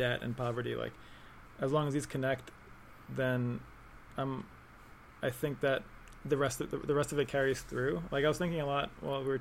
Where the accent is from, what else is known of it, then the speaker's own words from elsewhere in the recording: New York, United States; growing up in New York